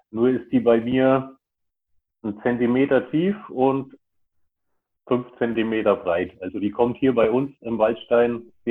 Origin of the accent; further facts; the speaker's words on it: Bavaria, Germany; Weil bei uns in Bayern ist ja eh alles ein bisschen anders.